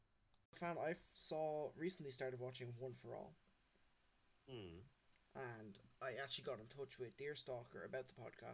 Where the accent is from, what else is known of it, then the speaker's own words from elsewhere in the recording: Ireland; we're Irish